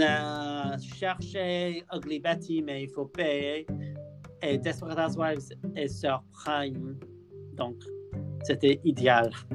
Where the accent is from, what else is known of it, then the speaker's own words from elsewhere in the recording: near Liverpool, North West England, United Kingdom; French is a second language; je viens de près de Liverpool